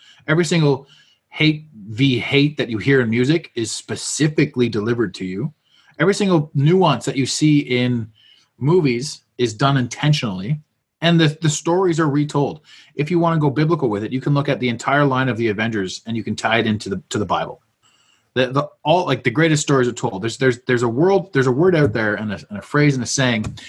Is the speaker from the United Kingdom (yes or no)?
no; Canada; I was born here. I'm a Canadian